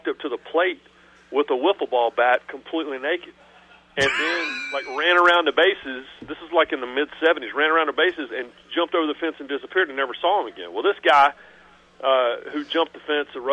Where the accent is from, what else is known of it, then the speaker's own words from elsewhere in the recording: Raleigh, North Carolina, United States; I grew up in Raleigh.